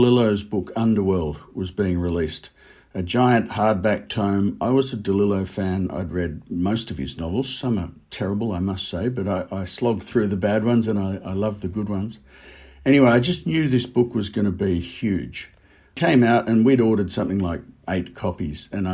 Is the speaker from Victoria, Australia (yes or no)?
yes; Melbourne, Victoria, Australia; also born or lived in London; I'm from Melbourne